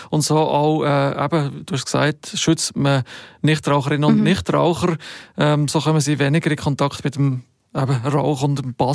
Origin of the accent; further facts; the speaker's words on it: Grand Est, France; macht mich als halber Elsässer natürlich stolz